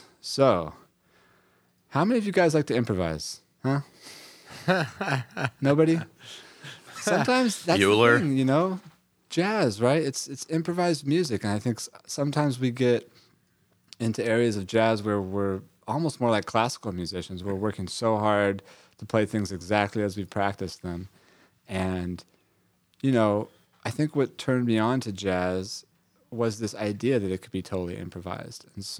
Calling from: Brooklyn, New York, United States; I'm joining you from Brooklyn, New York.

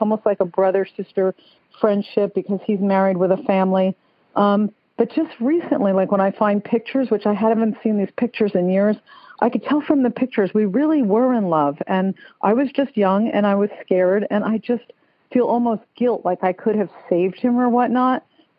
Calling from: Stuart, Florida, United States; I'm calling from Stuart, Florida. It's like a sleepy fishing village north of West Palm Beach.

